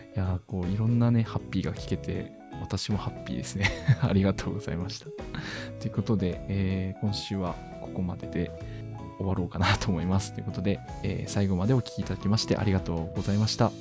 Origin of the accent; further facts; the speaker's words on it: Miyazaki, Japan; 私の地元宮崎